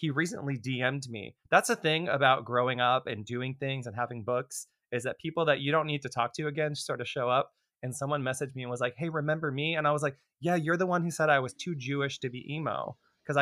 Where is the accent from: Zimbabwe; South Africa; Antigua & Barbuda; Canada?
Canada; Toronto, Ontario; moved away; I grew up in Toronto in an ultra-Orthodox family